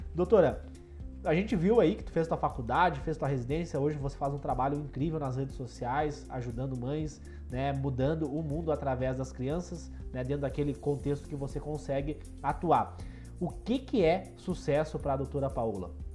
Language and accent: Portuguese; Passo Fundo, Rio Grande do Sul, Brazil; Eu sou de Passo Fundo, aqui do norte do Rio Grande do Sul